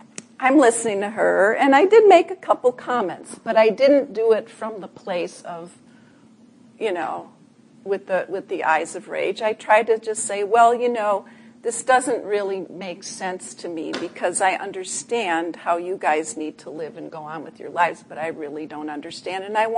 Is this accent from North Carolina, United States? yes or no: no; Chicago, Illinois, United States; I'm originally from Chicago, too.